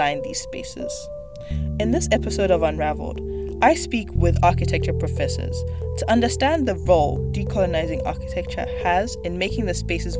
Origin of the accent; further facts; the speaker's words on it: Accra, Greater Accra, Ghana; also born or lived in Johannesburg, South Africa; now in Toronto, Canada; Growing up in Accra, Ghana and Johannesburg, South Africa, the architecture around me was very different to what I'm used to seeing in Toronto.